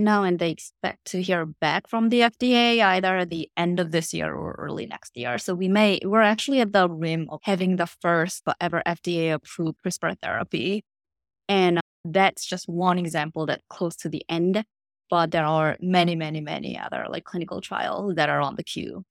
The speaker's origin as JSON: {"language": "English", "country": "South Korea", "also_born_or_lived": "Princeton, United States", "moved": "as an adult", "lives_now": "United States", "said": "I am originally from Korea, but I came here to the States to study in college"}